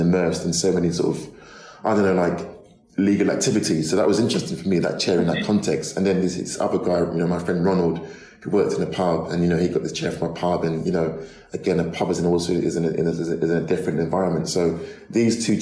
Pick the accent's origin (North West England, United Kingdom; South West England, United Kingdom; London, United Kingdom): London, United Kingdom; I grew up in a sort of, you know, a big sort of council estate in North London